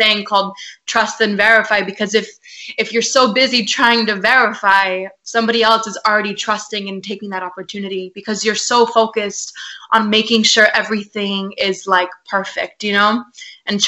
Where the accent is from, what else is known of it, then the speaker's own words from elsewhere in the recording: San Antonio, Texas, United States; I'm based in San Antonio, Texas. Okay. It's my hometown. So I'm a Texas girl, y'all